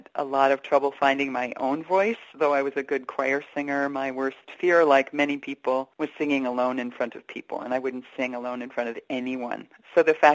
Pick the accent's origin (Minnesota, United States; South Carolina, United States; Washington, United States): Minnesota, United States; Stillwater; I grew up in Stillwater, Minnesota, a lovely river town